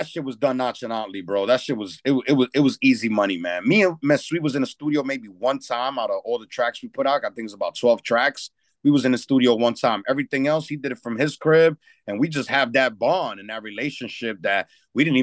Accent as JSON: {"language": "English", "town": "New York City", "region": "New York", "country": "United States", "tie": "born or raised there", "also_born_or_lived": "Dominican Republic (ancestry)"}